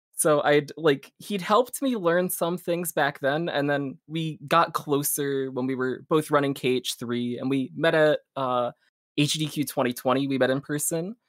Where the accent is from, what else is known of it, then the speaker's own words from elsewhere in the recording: South Brunswick, New Jersey, United States; also born or lived in Rochester, New York; I'm from, uh, South Brunswick, New Jersey. Uh, I'm still living in the same house that I have grown up in since I was a kid